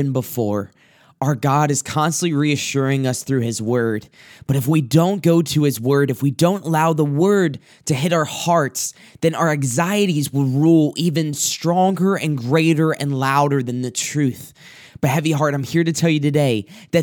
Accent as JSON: {"language": "English", "region": "South Carolina", "country": "United States", "tie": "born or raised there", "moved": "yes", "said": "where I grew up and different places that are just very beautiful in my hometown, my home area. And I thought about this one place that, as of the last trip that I took down to South Carolina"}